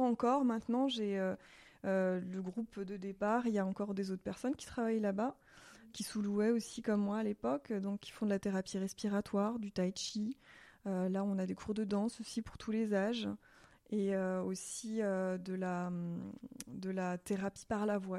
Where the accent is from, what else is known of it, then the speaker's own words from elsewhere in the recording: Alsace, Grand Est, France; moved away as an adult; now in Switzerland; je viens d'Alsace, donc euh, c'était pas totalement inconnu le dialecte. Je parle euh, l'alsacien